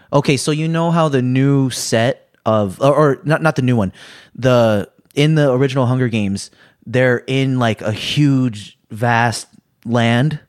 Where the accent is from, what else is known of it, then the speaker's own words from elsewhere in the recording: United States; I'm American